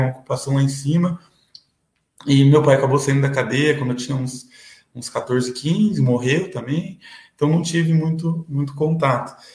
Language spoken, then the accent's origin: Portuguese; Piraquara, Paraná, Brazil; also born or lived in São Paulo / Almirante Tamandaré; Aqui no Paraná eu fui batizado, eh, batizado, não foi registrado no cartório do lado do presídio, ali do AU e morei na região metropolitana de Curitiba, Almirante Tamandaré, depois morei 15 anos em Piraquara